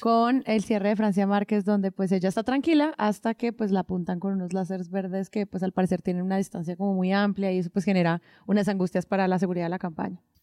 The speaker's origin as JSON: {"language": "Spanish", "country": "Colombia", "said": "como colombianos"}